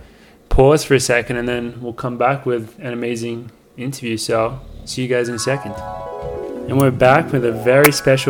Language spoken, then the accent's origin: English; Australia; now in Boulder, United States; growing up as an Australian runner